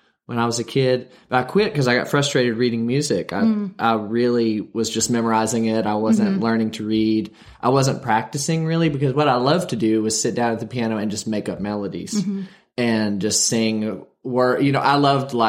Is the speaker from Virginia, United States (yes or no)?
yes; Wytheville, Virginia, United States; now in Berea, United States; I was born and raised in Wytheville, Virginia, which is a small town at the edge of the Blue Ridge Mountains